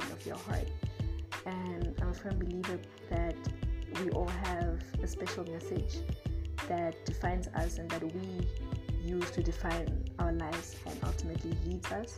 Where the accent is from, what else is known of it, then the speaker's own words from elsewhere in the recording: Namibia; moved away as an adult; also born or lived in Zimbabwe; now in South Africa; I was born in Zimbabwe, but I grew up in Namibia. And I've lived here for 17 years